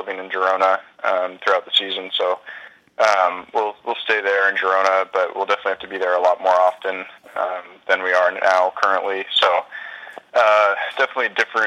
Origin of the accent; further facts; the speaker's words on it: United States; I'm still American